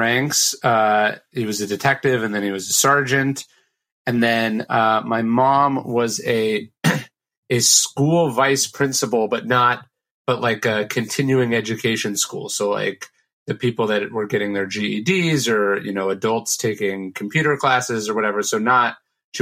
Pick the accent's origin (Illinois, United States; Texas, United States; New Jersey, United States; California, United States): California, United States; Sacramento; born or raised there